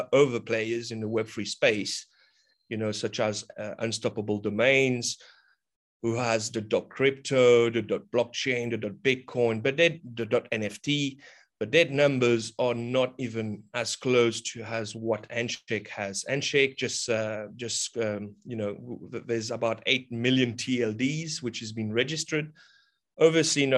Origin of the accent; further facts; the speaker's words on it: Mauritius; also born or lived in Australia; now in Rodrigues, Mauritius; I'm from Mauritius Island. I currently reside on the sister island called Rodriguez.